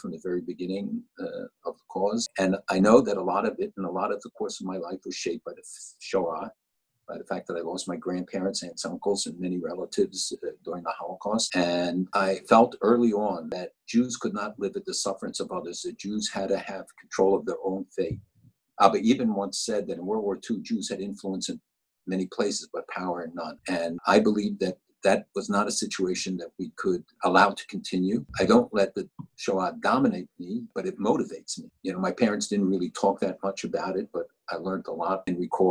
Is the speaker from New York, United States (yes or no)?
no; Philadelphia, Pennsylvania, United States; I was born in Philadelphia